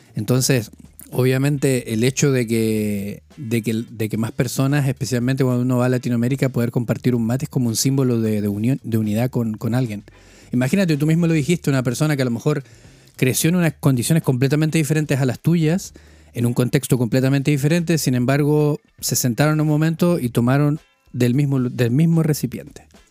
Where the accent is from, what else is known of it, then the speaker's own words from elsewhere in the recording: northern Chile, Chile; also born or lived in United Kingdom / Spain; now in Bielefeld, Germany; yo vengo de Chile